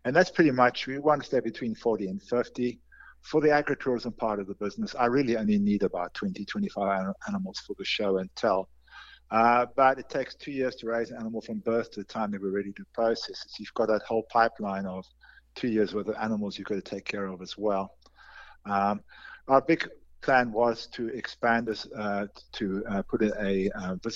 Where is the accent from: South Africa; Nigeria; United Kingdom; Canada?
South Africa; moved away as an adult; also born or lived in North Carolina; now in York, United States; I'm originally from South Africa